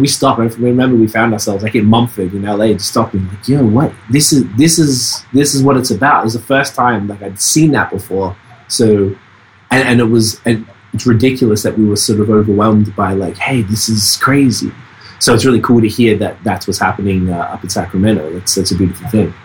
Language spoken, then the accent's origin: English; Melbourne, Victoria, Australia; now in Montreal, Canada; I'm from Melbourne, Australia